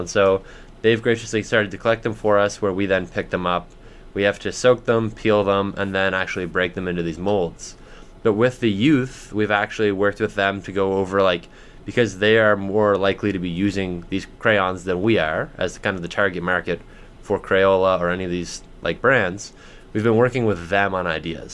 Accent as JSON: {"language": "English", "town": "Bedford", "region": "Nova Scotia", "country": "Canada", "tie": "born or raised there", "said": "I grew up in Bedford, just outside of Halifax."}